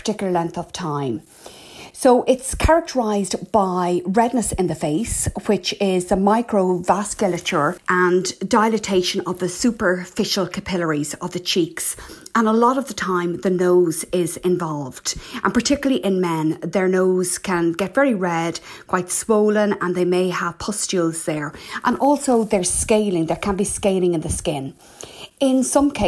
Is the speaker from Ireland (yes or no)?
yes; Ireland; I'm …